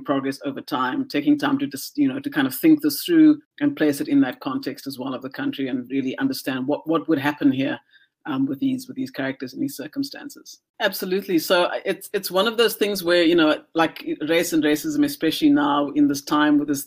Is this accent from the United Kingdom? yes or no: no; South Africa; moved away as an adult; now in Vancouver, Canada; South Africa and just the society that I had grown up